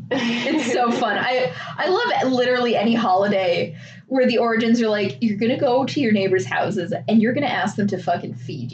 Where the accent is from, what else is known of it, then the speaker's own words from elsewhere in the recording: Missouri, United States; I'm from Missouri